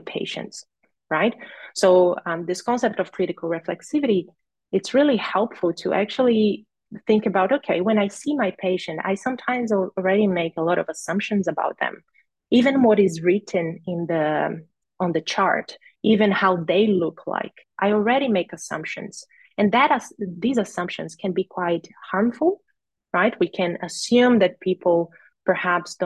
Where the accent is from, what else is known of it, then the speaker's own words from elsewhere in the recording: Brazil; moved away as an adult; also born or lived in Rio Grande do Norte, Brazil; now in Australia; I'm from Brazil